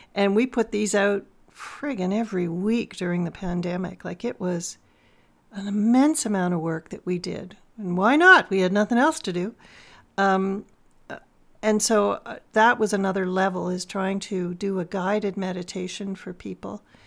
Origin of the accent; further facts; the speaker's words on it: Toronto, Ontario, Canada; moved away as an adult; I grew up in Toronto